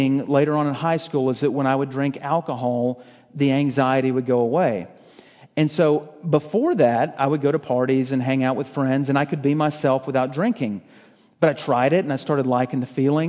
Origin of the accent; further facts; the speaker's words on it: Fort Worth, Texas, United States; also born or lived in Lufkin, Texas; I was from Fort Worth, got involved with this church there